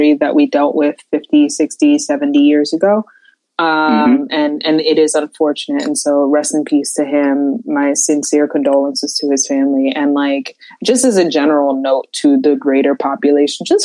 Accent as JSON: {"language": "English", "region": "northern New Jersey", "country": "United States", "moved": "yes", "lives_now": "Maryland, United States", "said": "I'm from the northern New Jersey, New York City metropolitan area where we are taught in school to curse"}